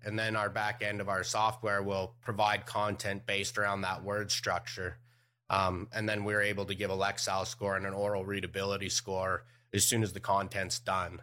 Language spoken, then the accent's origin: English; Canada; moved away; I was born in Canada